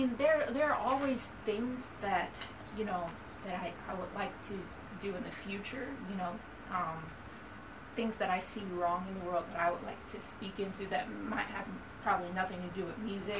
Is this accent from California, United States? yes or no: no; Detroit, Michigan, United States; moved away; We're originally from Detroit, Michigan. But my family, we moved to New York City after having performed all over the state of Michigan for many years.